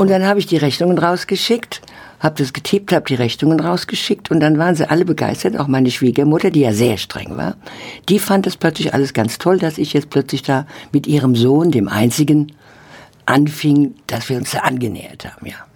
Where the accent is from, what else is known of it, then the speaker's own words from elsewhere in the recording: Oppenheim, Rhineland-Palatinate, Germany; also born or lived in Mainz; ich bin ja eigentlich geboren in Mainz, aber in Oppenheim groß geworden